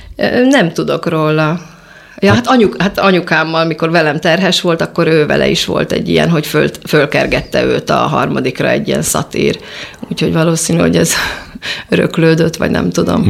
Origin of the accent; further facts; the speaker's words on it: Budapest, Hungary; gyerekeskedni a nyolcadik, nyolcadik kerületbe